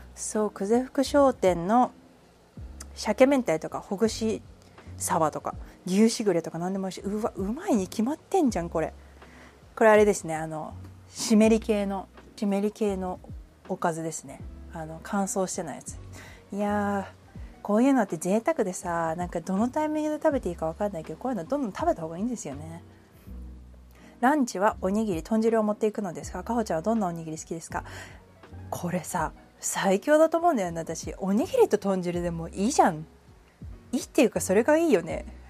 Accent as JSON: {"language": "Japanese", "region": "Kanagawa", "country": "Japan", "tie": "born or raised there", "also_born_or_lived": "Nagano", "moved": "yes", "lives_now": "Hawaii, United States", "said": "神奈川出身です"}